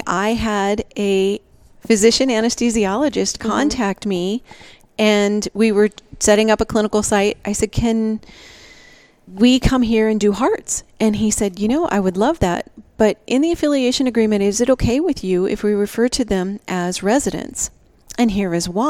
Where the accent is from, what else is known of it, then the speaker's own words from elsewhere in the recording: Nebraska, United States; moved away as an adult; also born or lived in Maine; now in Tucson, United States; I grew up in Nebraska